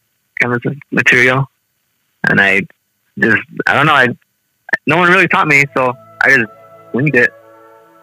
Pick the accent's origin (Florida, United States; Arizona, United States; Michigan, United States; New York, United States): Arizona, United States; Shungopavi; now in Cedar City, United States; I'm from Somopoli, and I grew up in all these important things